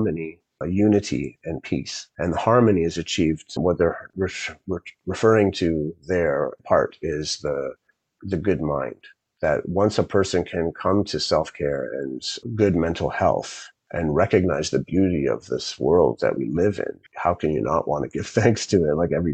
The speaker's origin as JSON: {"language": "English", "country": "Zambia", "tie": "born or raised there", "moved": "yes", "said": "when I grew up in Zambia and went to school in a public school out in the bush and lived in the suburbs of the capital"}